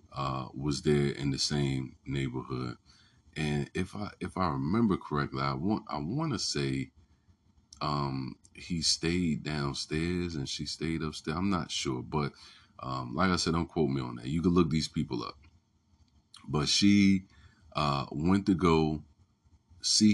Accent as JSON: {"language": "English", "town": "Newport News", "region": "Virginia", "country": "United States", "said": "I'm from Newport News"}